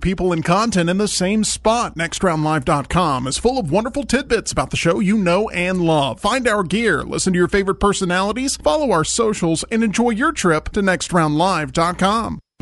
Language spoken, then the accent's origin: English; Calhoun County, Alabama, United States; I grew up in Calhoun County